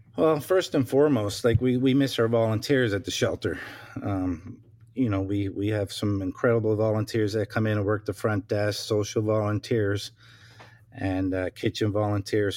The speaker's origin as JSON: {"language": "English", "region": "Newfoundland and Labrador", "country": "Canada", "tie": "born or raised there", "moved": "yes", "lives_now": "Ontario, Canada", "said": "I'm originally from Newfoundland, uh, born and raised, uh, moved to Ontario, uh, nineteen ninety on July first, uh, with my family"}